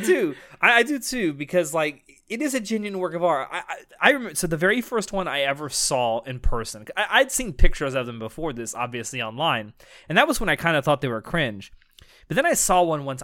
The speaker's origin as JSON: {"language": "English", "region": "the South", "country": "United States", "said": "I'm from the South in the United States"}